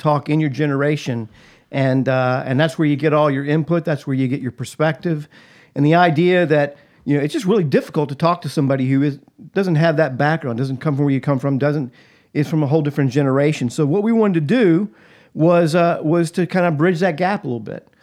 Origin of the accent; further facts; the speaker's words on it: Atlanta, Georgia, United States; I was born and raised in Atlanta, Georgia, just outside of Atlanta. Grew up, uh, in the South